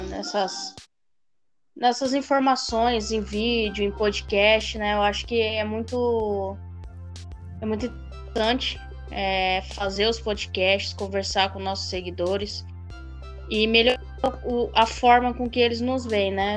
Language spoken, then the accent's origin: Portuguese; Mato Grosso do Sul, Brazil; eu sou de Mato Grosso do Sul